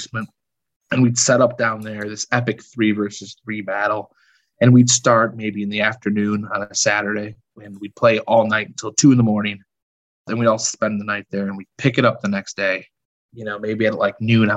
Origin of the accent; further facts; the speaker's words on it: Chicago, Illinois, United States; I was born and raised in the suburbs of Chicago, Southwest Side. Yeah, I've been here my whole life